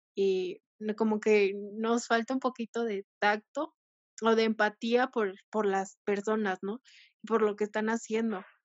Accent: Mexico; como mexicanos

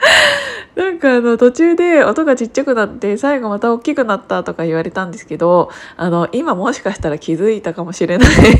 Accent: Kiryu, Gunma, Japan; moved away; 私群馬県桐生市出身なんですけどで両親はそこにまだ住んでいて

